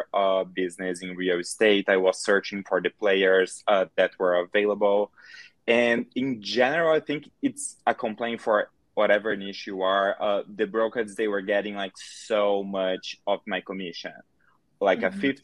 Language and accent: English; Brazil; English is a second language; moved away as an adult; now in Chicago, United States; I'm originally from Brazil, but I moved here to Chicago, Illinois, 4 years ago. And when I first moved here, I had like no English at all.